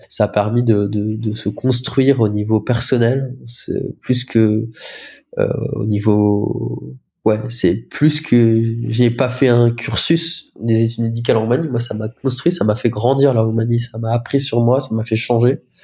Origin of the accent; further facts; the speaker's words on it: Lorraine, Grand Est, France; moved away as an adult; also born or lived in Romania; now in Caen, France; j'avais fait des stages dans les dans le, coran CHR près de chez moi, en Lorraine